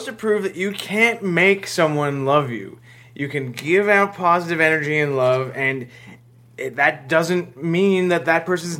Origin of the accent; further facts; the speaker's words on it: Oshawa, Ontario, Canada; I didn't grow up in the city, I grew up in Oshawa